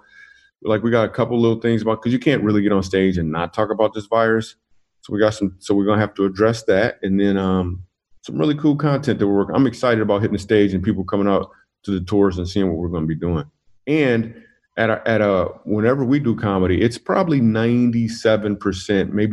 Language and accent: English; Grand Rapids, Michigan, United States; moved away; I am from Grand Rapids, Michigan. That's my hometown.